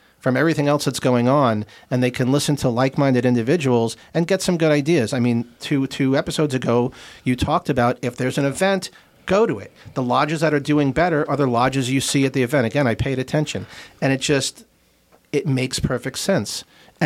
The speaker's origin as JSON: {"language": "English", "area": "Long Island", "region": "New York", "country": "United States", "tie": "born or raised there", "also_born_or_lived": "Brooklyn, New York / Boston, Massachusetts", "moved": "yes", "lives_now": "Scranton, United States", "said": "I'm from Brooklyn, and I grew up on Long Island"}